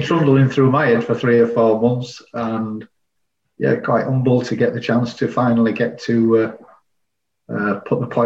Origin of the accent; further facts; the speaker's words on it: Leeds, Yorkshire and the Humber, United Kingdom; I was born and bred in Leeds. I've never really lived anywhere else but Leeds as such.